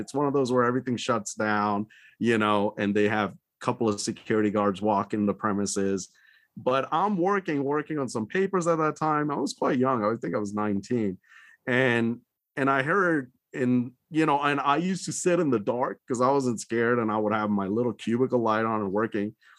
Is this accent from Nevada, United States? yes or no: yes; Reno, Nevada, United States; moved away; also born or lived in Qatar; my hometown is Reno, so I visit my folks a lot there